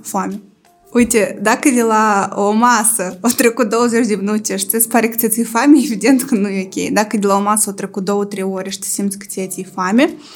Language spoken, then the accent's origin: Romanian; Moldova